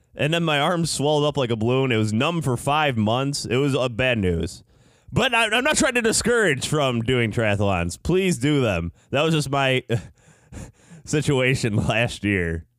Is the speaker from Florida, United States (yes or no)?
no; Chicago, Illinois, United States; in Chicago here today, I'm from Chicago